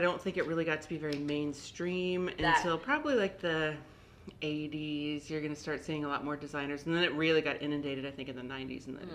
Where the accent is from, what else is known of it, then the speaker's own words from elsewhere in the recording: Lincoln, Nebraska, United States; moved away as an adult; also born or lived in Omaha, Nebraska; now in Lafayette, United States; I grew up in Lincoln and then went to school at a tiny little school outside of Omaha, Nebraska